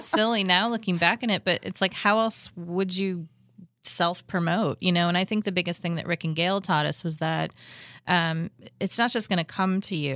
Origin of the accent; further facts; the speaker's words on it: Illinois, United States; now in Kansas City, United States; my mom's from Ohio, um, and I'm originally from Illinois